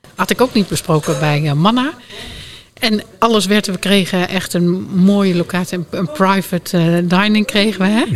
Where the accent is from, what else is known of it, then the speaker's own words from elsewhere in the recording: Drenthe, Netherlands; ik kom oorspronkelijk uit Drenthe